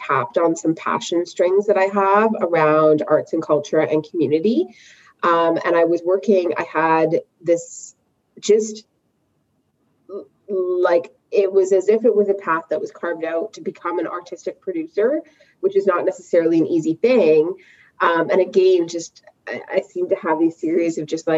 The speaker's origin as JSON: {"language": "English", "town": "Vancouver", "region": "British Columbia", "country": "Canada", "tie": "born or raised there", "moved": "as an adult", "lives_now": "Toronto, Canada", "said": "I actually was born and raised in Vancouver"}